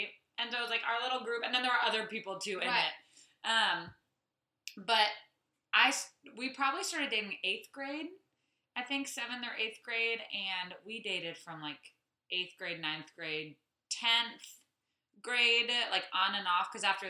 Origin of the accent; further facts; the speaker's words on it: Saudi Arabia; I grew up in Saudi Arabia.